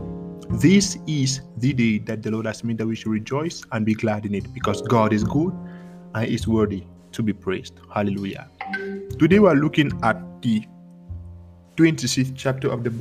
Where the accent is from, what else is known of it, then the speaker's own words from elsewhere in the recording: Cameroon; moved away; I am from Cameroon in Africa, and one big thing from back home is the reality of curses